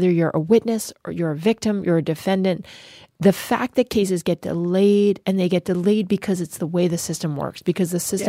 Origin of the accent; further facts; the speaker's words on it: New Jersey, United States; in my home state, Senator Cory Booker